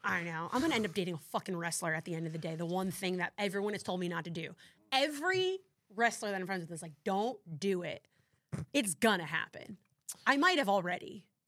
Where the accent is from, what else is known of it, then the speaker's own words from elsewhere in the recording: New Jersey, United States; I'm from Jersey